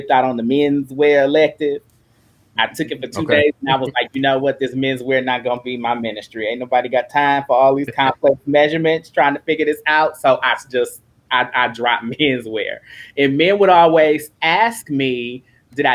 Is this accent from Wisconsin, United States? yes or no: yes; Milwaukee, Wisconsin, United States; I'm born and raised in Milwaukee, Wisconsin